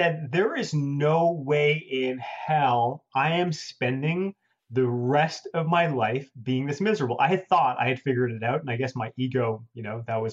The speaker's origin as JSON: {"language": "English", "town": "Toronto", "region": "Ontario", "country": "Canada", "moved": "as an adult", "lives_now": "United States", "said": "I'm from Toronto, Canada. When I lived in Canada"}